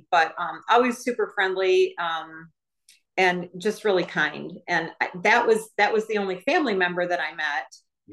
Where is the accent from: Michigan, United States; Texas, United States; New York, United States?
Michigan, United States; I was from Michigan